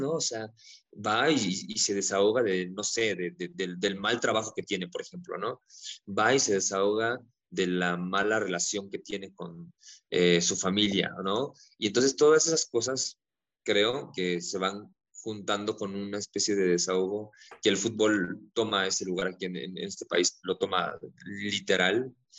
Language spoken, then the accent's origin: Spanish; Mexico; nosotros, ¿no? Como mexicanos arraigado con el machismo que cargamos